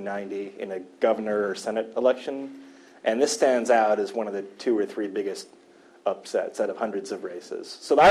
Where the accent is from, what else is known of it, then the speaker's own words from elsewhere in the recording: Midwest, United States; I'm from the Midwest